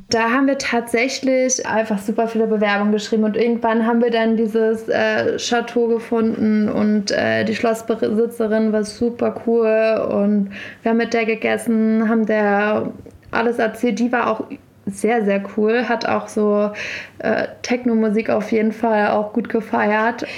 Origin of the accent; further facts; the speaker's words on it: edge of Berlin, Brandenburg, Germany; moved away as an adult; now in Berlin, Germany; bin dann aber nach ja, Brandenburg gezogen, also quasi Rand Berlin. Genau, und dort okay. aufgewachsen